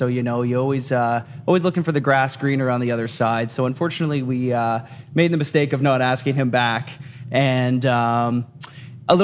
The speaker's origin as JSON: {"language": "English", "town": "Cambridge", "region": "East of England", "country": "United Kingdom", "moved": "yes", "lives_now": "Kitchener, Canada", "said": "I play bass, and I do backup vocals, and I'm from Cambridge."}